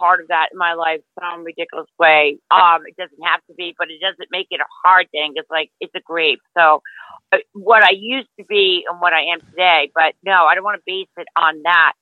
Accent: Long Island, New York, United States; also born or lived in New Jersey; now in Florida, United States; I'm from Long Island, but I lived in New Jersey

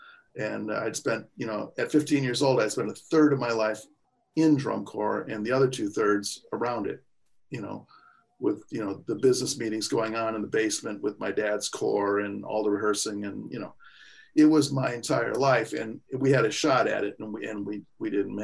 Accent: Kenosha, Wisconsin, United States; I'm from Kenosha, Wisconsin

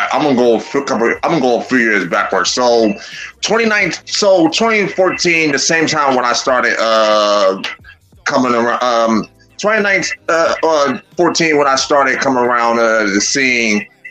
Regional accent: Buffalo, New York, United States; I'm born and raised in CG, born and raised in Buffalo.

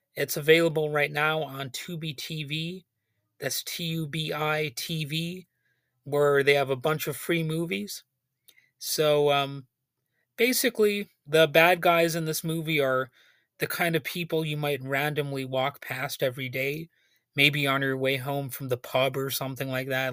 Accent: United States; as an American

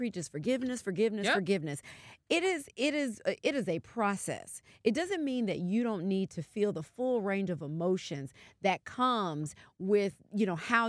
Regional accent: the South, United States; I'm from the South. I don't feel that way at all.

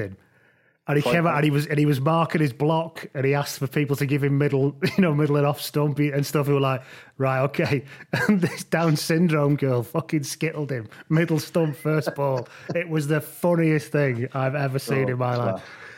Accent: England, United Kingdom; as an English person

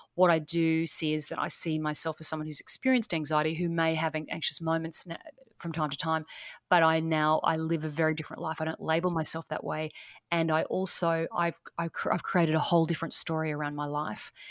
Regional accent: east coast of Australia, Australia; accent: Australian; So I'm coming from Australia. So I'm coming from the east coast of Australia.

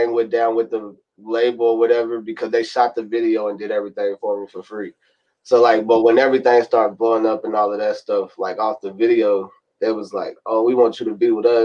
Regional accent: Louisville, Kentucky, United States; also born or lived in Mississippi; I moved down here in Louisville, Kentucky back in 2006. So I've been down here in Louisville, Kentucky ever since after Hurricane Katrina

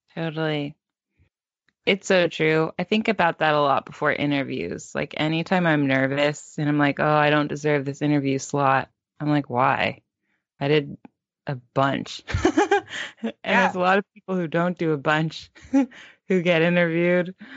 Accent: Palo Alto, California, United States; we grew up in Palo Alto in the Bay, Silicon Valley

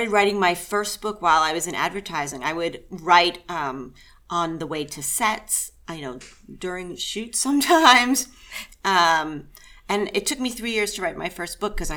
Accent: Pennsylvania, United States; moved away; I grew up in Pennsylvania.

